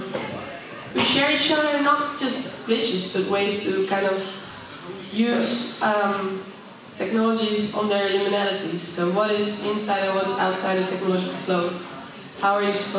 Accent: Netherlands; also born or lived in Amsterdam; I come from the Netherlands

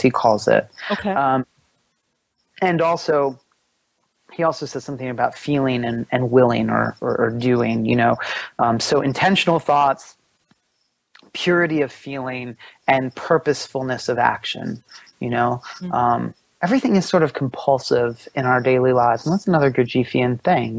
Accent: Pennsylvania, United States; I grew up in Pennsylvania

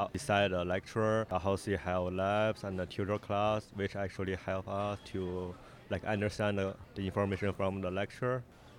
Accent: China; moved away as an adult; now in Canada; I'm from China and I'm an international student here.

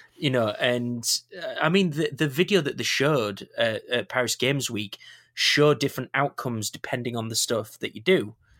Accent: Yorkshire and the Humber, United Kingdom; I'm a Yorkshireman.

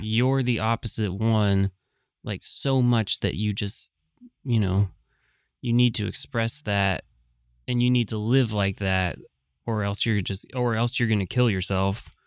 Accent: San Francisco, California, United States; I was from San Francisco

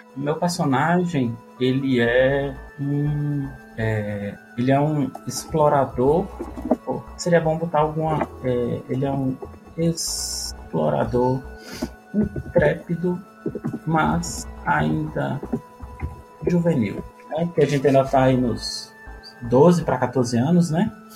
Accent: Natal, Rio Grande do Norte, Brazil; now in Brasília, Brazil

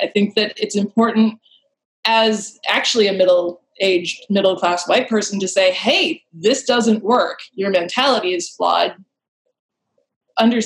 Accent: Milwaukee, Wisconsin, United States; now in Portland, United States; I grew up in Milwaukee, Wisconsin

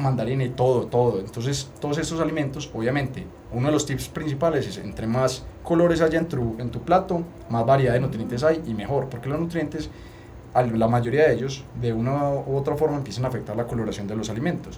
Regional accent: Paisa, Antioquia, Colombia; nosotros somos paisas

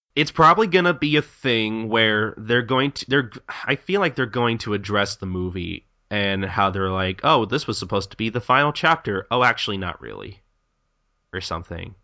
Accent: United States; I'm American and I'm English

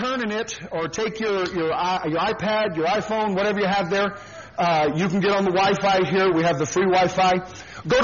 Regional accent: Washington, United States; moved away as an adult; also born or lived in Fresno, California; back to my place of birth, I guess you want to call it, or my mother's house and my home there in Washington State

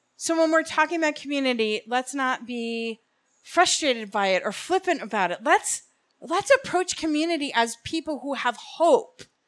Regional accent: Bergen County, New Jersey, United States; moved away as an adult; now in Hillsborough, New Jersey, United States; I'm actually from Bergen County

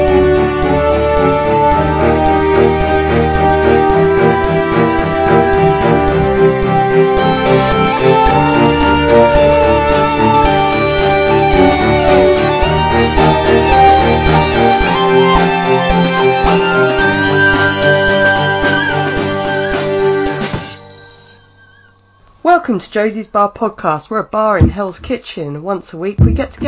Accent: England, United Kingdom; We're English

